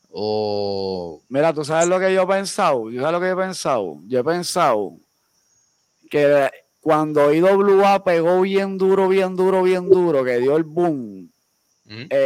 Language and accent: Spanish; Bayamón, Puerto Rico; born there; Yo nací en San Pablo, Bayamón, Puerto Rico. Y yo vivo bien orgulloso de mi pueblo